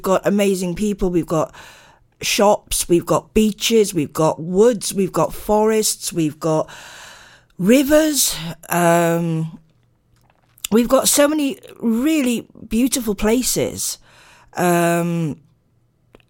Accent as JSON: {"language": "English", "town": "Narberth", "region": "Wales", "country": "United Kingdom", "tie": "born or raised there", "said": "Narberth is beautiful. It's my hometown"}